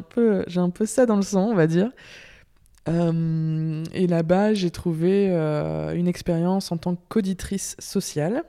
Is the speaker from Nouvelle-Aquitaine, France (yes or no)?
no; Lille, Hauts-de-France, France; moved away as an adult; now in Belgium; je viens de Lille, du nord de la France